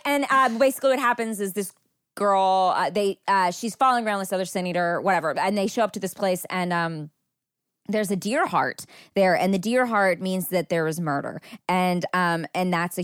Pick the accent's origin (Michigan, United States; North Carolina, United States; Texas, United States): Texas, United States; I think I grew up in Texas in the 90s, and so this book really hit home for me